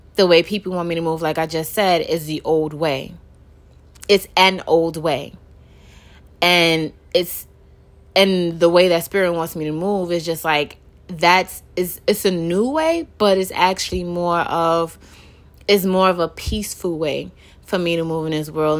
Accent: New York City, New York, United States; born and raised in Brooklyn.

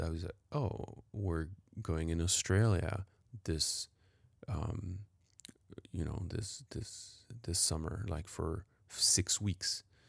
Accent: Paris, Île-de-France, France; moved away; I was definitely privileged growing up downtown Paris

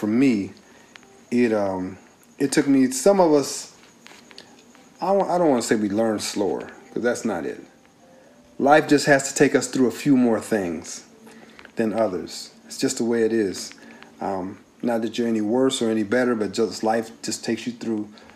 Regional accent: Carson, California, United States; We grew up together in Carson

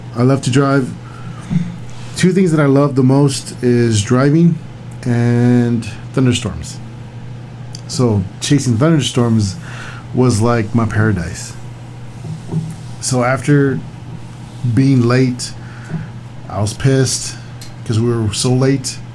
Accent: Texas, United States; we're from Texas

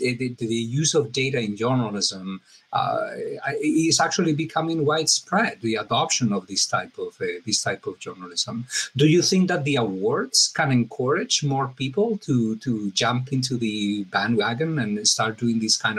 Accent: Spain; I'm from Spain, so that's part of Western Europe, supposedly.

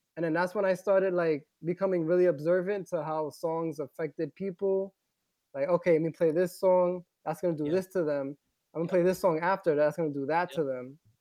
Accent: New York City, New York, United States; I grew up in the Bronx, New York

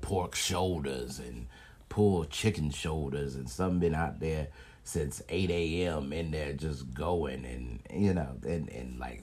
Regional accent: the South, United States; as a Southerner

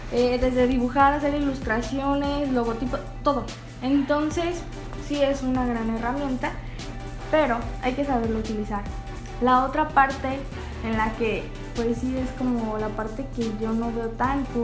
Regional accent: Mexico

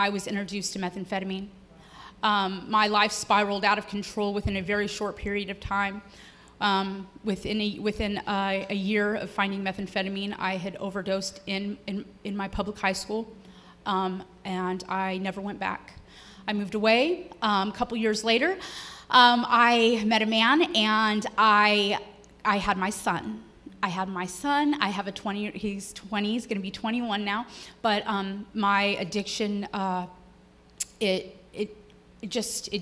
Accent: Marysville, California, United States; I'm from Marysville, Yuba City, California.

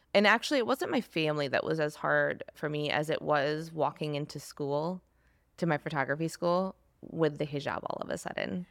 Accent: East Lansing, Michigan, United States; I grew up in East Lansing, Michigan, suburban area

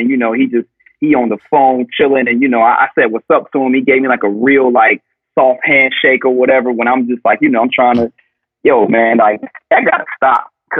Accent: the South, United States; growing up in the South and growing up in a traditional household

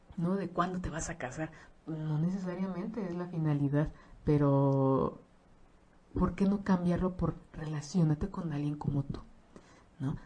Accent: Mexico; como mexicanos

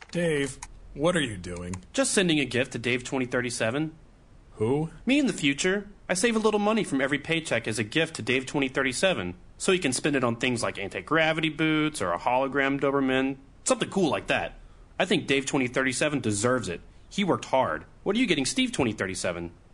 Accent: North Iowa, United States; growing up in North Iowa

